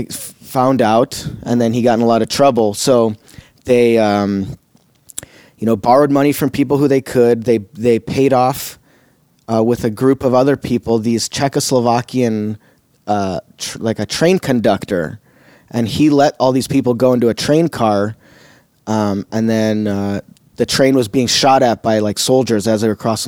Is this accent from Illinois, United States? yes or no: yes; Chicago, Illinois, United States; Chicago where I was born, grew up in Chicago, always spoke Russian at home